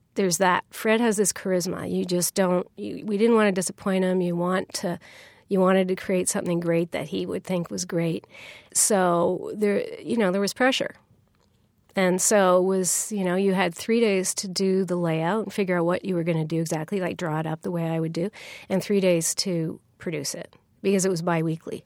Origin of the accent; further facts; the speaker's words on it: Canada; I'm, I'm Canadian